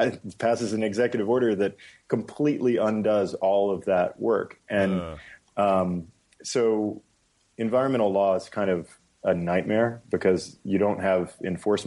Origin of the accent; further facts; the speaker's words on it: San Antonio, Texas, United States; moved away as an adult; also born or lived in Hawaii / Stanford, California; it was in Texas, San Antonio. And that's where that's where I went to middle school and high school